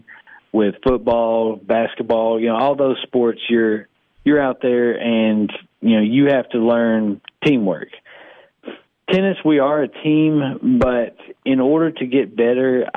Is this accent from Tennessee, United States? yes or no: yes; Sparta, Tennessee, United States; I grew up in Sparta, Sparta native